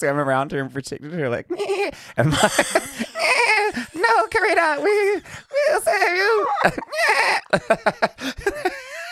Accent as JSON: {"language": "English", "town": "Whangārei", "region": "Northland", "country": "New Zealand", "tie": "born or raised there", "moved": "yes", "lives_now": "Auckland, New Zealand", "said": "I was growing up in Whangarei, out gay teen"}